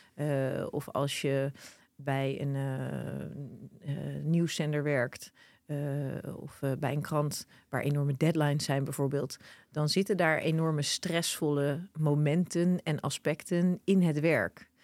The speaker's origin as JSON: {"language": "Dutch", "country": "Netherlands", "said": "wij als Nederlanders"}